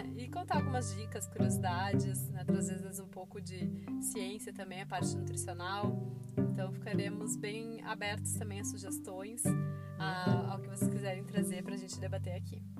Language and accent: Portuguese; Porto Alegre, Rio Grande do Sul, Brazil; Somos de Porto Alegre, uh, né? Rio Grande do Sul